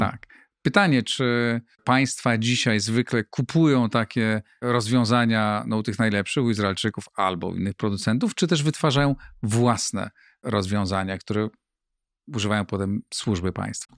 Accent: Greater Poland, Poland; moved away as an adult; now in Warsaw, Poland; pochodzę z innej części e, Polski, z Wielkopolski.

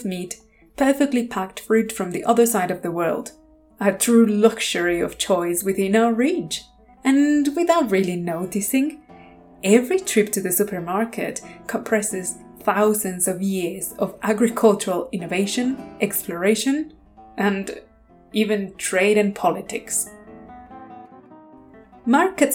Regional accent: Mexico; moved away; I grew up in Mexico

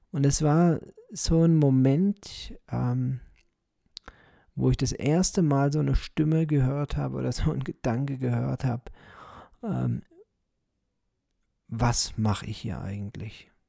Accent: Moosbach, Germany; ich bin hier in Moosbach äh, geboren, ich bin hier aufgewachsen, ich habe hier mein Leben verbracht und ich werde ja eines Tages sterben.

